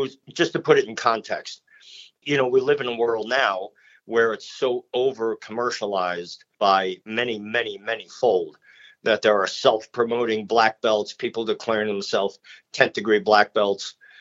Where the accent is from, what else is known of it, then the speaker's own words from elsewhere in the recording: Chicago, Illinois, United States; moved away as an adult; also born or lived in Joplin, Missouri; I'm from Chicago, so I graduated from high school